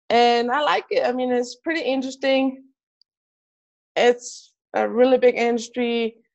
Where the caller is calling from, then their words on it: Midland, Texas, United States; I'm here in Midland, Texas. Uh, it's not rainy right here. It's pretty hot.